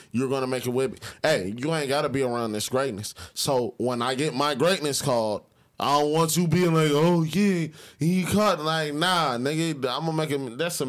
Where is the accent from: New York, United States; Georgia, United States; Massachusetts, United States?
Georgia, United States; Atlanta; I'm from Atlanta, you from Atlanta.